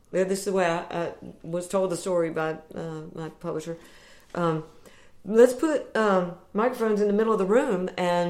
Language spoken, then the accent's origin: English; North Carolina, United States; I'm from North Carolina, where the honey is.